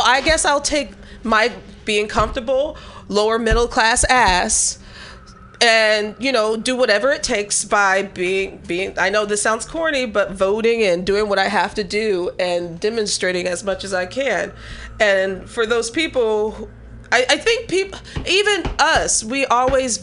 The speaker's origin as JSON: {"language": "English", "region": "Midwest", "country": "United States", "tie": "born or raised there", "moved": "yes", "said": "in my area where I live, where I grew up in the Midwest"}